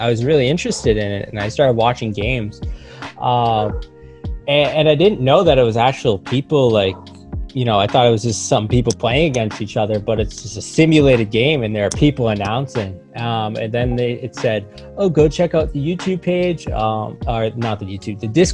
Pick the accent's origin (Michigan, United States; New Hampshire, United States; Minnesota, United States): New Hampshire, United States; Nashua; I'm from Nashua, New Hampshire.